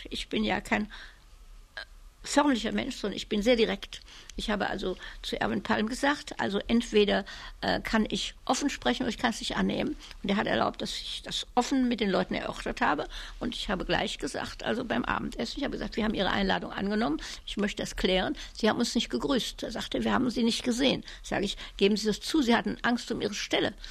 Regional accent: Cologne, North Rhine-Westphalia, Germany; Adenauer war ja Kölner, ich war ja Kölnerin.

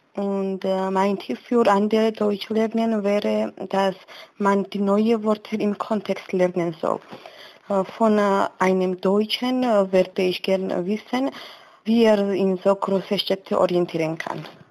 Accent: Georgia; German is a second language; Ich komme aus Georgien

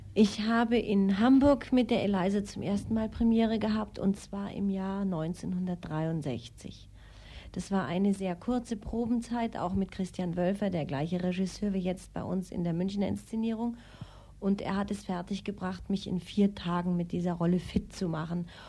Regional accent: Austria; also born or lived in Kiel, Germany; now in Munich, Germany; Ich bin in Österreich aufgewachsen

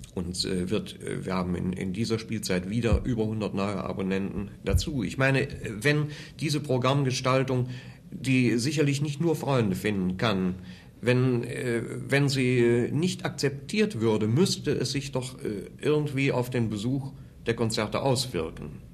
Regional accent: Wuppertal, North Rhine-Westphalia, Germany; born or raised there; moved away as an adult; also born or lived in Cologne / Munich

